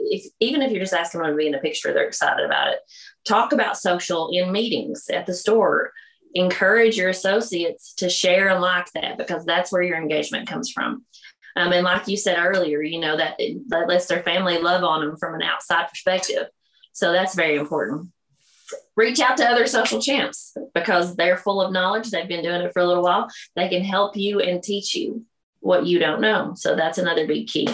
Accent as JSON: {"language": "English", "region": "the South", "country": "United States", "accent": "Southern", "said": "We're from the South. You could probably tell by my accent that it's pretty Southern."}